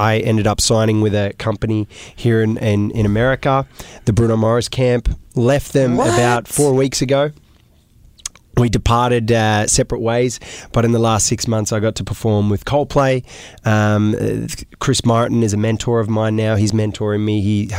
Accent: Australia; also born or lived in Iraq; Yes. Part of my life, I grew up in Australia.

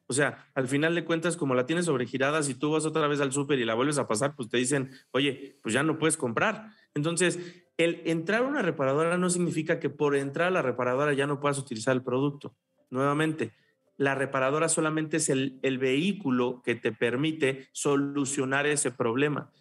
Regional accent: Mexico; en nuestra idiosincrasia como mexicanos, como latinos

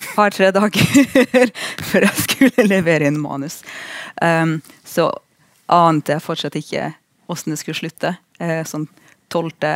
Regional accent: Russia; now in Norway; jeg er russer

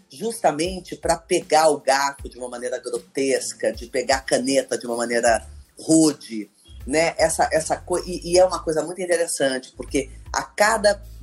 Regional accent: Campinas, São Paulo, Brazil; Eu tive que voltar {S3} ao meu sotaque de Campinas, né? Porque eu sou, sou campineira.

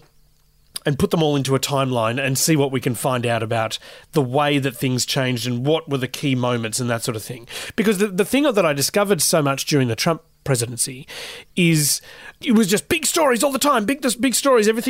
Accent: Newcastle, New South Wales, Australia; moved away as an adult; also born or lived in Sydney; I'm from Newcastle in New South Wales, and I got my start in radio at the ABC there. Moved to Sydney in 2012

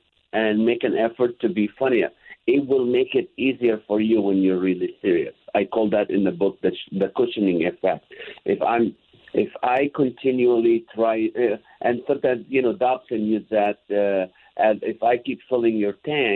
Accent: Kuwait; moved away; also born or lived in Israel; we lived in Kuwait back when I was born in Israel, moved to Kuwait

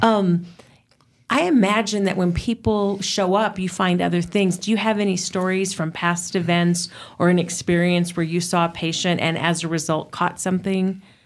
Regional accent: United States; being an American

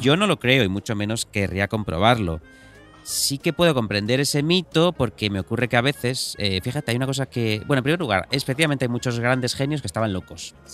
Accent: Galicia, Spain; yo como gallego

